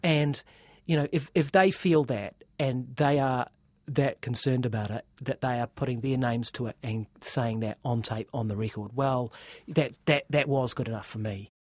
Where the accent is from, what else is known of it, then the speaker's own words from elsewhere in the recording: New Zealand; as New Zealander uh, who doesn't speak uh, Chinese